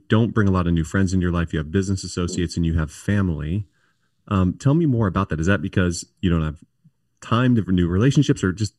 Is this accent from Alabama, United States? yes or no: no; Michigan, United States; One, we're from Michigan